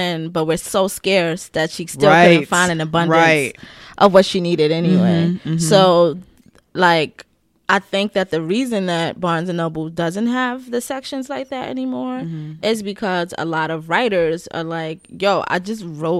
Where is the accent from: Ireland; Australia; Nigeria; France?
Nigeria; I'm a Nigerian writer.